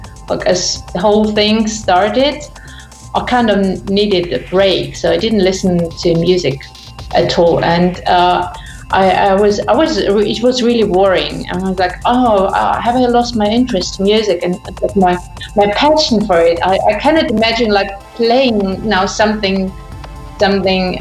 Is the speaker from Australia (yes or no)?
no; Ukraine; moved away as an adult; now in Munich, Germany; I'm originally from Ukraine